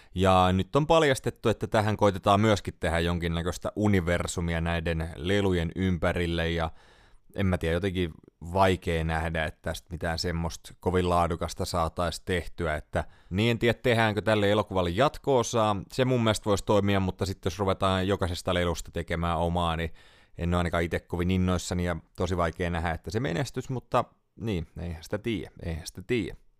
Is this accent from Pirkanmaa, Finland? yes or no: yes; Tampere, Pirkanmaa, Finland; Kotikaupungissani Tampereella